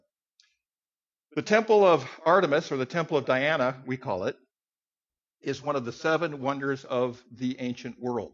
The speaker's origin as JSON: {"language": "English", "country": "United States", "said": "I'm an American guy"}